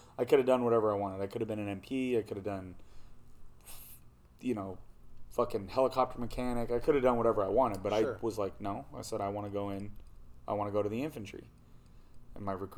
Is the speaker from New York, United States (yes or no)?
no; Anaheim, California, United States; now in Bullhead City, United States; I was born and raised out there. I was born and raised in Anaheim.